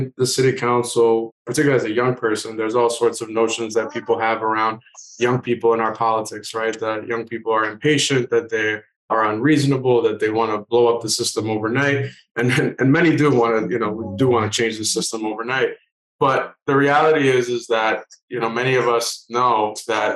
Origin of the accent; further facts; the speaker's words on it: Haverhill, Massachusetts, United States; growing up in Haverhill, my hometown